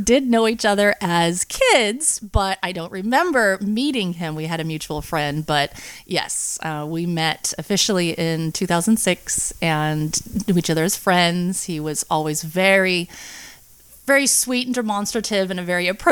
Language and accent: English; Angwin, California, United States; I grew up in a little town named Angwin, and it's up on the hill